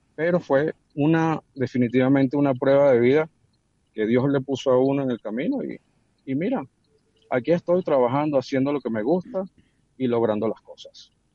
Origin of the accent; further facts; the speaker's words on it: Venezuela; somos nosotros los venezolanos